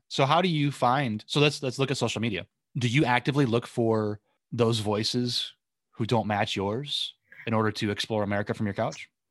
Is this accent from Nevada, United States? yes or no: no; Southwest Michigan, United States; moved away as an adult; also born or lived in Oceanside, California; I grew up in, uh, Southwest Michigan